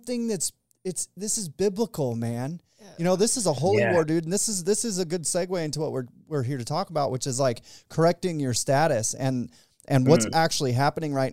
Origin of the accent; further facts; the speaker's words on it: Arizona, United States; I was born in Arizona, so I'm an Arizonian